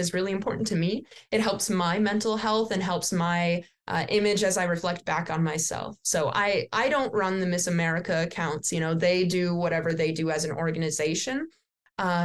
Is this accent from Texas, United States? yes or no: no; Wisconsin, United States; I'm from Wisconsin